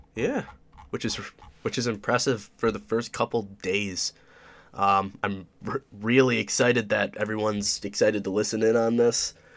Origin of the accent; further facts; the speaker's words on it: Oswego, New York, United States; I'm from Oswego, New York